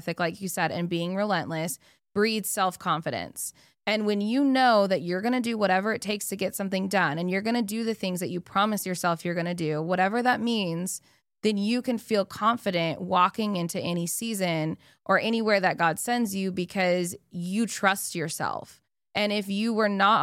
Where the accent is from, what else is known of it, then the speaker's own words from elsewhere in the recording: Arizona, United States; I'm from Arizona.